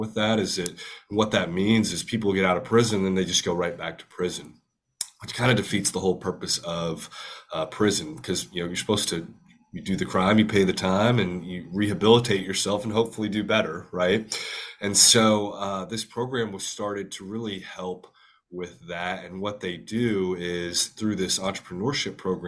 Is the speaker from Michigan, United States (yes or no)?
no; Huntsville, Texas, United States; I grew up in Huntsville, Texas